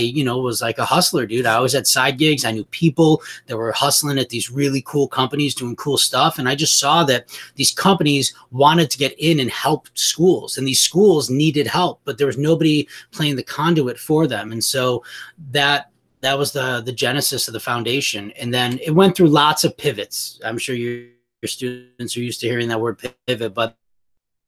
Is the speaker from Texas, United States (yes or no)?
no; Glenview, Illinois, United States; also born or lived in Morton Grove, Illinois / Chicago, Illinois; I grew up in Morton Grove, Illinois, but I moved to Glenview, so I'm actually a Glenbrook South